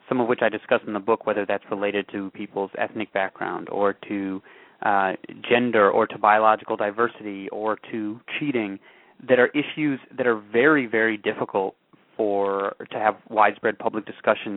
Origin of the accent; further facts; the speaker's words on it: Evanston, Illinois, United States; I grew up just outside of Chicago in Evanston, Illinois